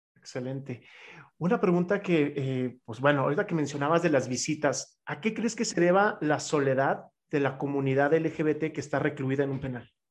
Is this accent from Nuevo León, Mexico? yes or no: no; Chihuahua, Mexico; now in Mexico City, Mexico; soy de Chihuahua, entonces entiendo perfectamente lo que es venir de una ciudad